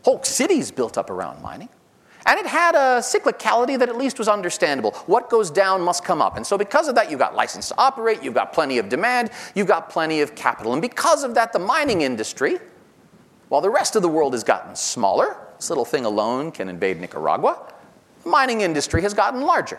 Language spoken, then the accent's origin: English; New York, United States; New York, my home state